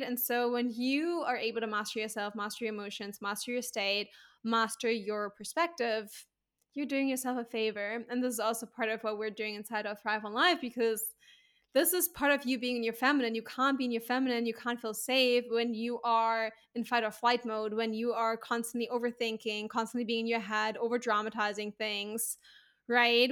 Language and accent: English; Germany; moved away as an adult; also born or lived in Spain / Santorini; now in Bali, Indonesia; I'm owning it as my home country.